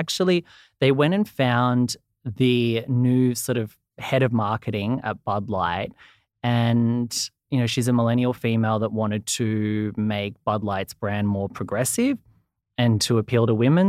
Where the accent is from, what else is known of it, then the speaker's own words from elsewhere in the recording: Australia; accent: Australian; I'm from Australia, as you can probably hear from the accent.